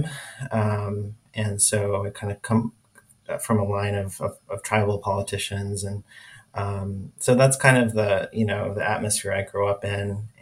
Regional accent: Oklahoma, United States; moved away as an adult; also born or lived in Midwest City, Oklahoma / Seminole, Oklahoma / Tahlequah, Oklahoma / Okmulgee, Oklahoma; now in Los Angeles, United States; I ended up in Norman, Oklahoma, where I went to high school. So that was kind of, that's where I grew up. Those are the places I grew up in Oklahoma

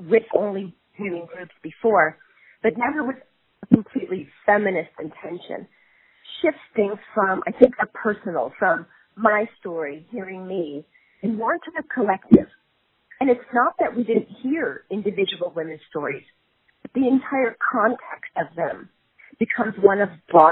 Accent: New York, United States; I grew up in New York

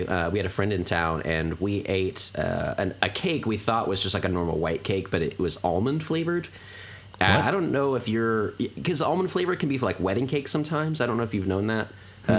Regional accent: United States; being an American

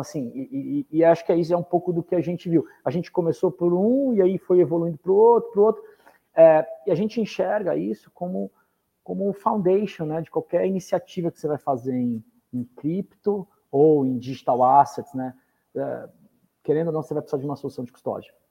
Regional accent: Brazil; nós somos brasileiros

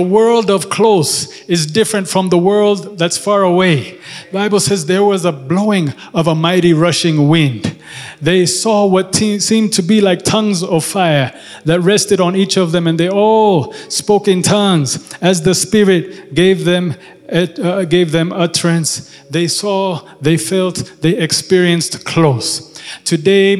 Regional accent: Ethiopia; I'm from Ethiopia.

